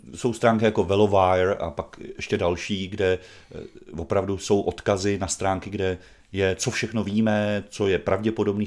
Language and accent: Czech; Brandýs nad Labem-Stará Boleslav, Central Bohemian Region, Czechia; also born or lived in Běchovice, Prague; now in Prague, Czech Republic; u nás v Brandýse